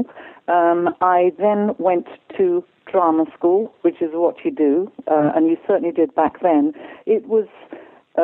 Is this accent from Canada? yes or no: no; Stratford-upon-Avon, West Midlands, United Kingdom; I was born and bred in Stratford-upon-Avon, which, of course, is Shakespeare's town, hometown, and the theatre was very close to my house